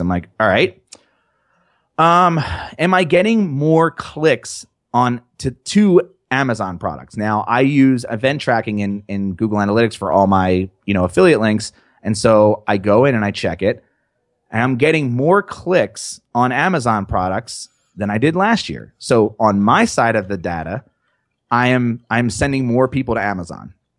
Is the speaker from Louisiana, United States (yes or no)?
no; New Jersey, United States; I'm just from New Jersey